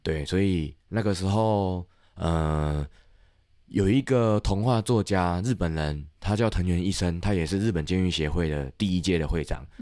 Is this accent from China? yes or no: no; Tainan, Taiwan; 我是台南人